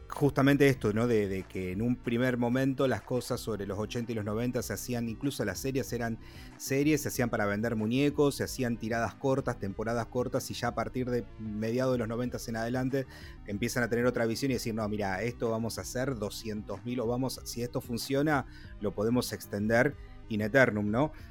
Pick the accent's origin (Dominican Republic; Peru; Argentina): Argentina; Rosario, Santa Fe; nosotros, en el caso con Juan, que somos incluso de Rosario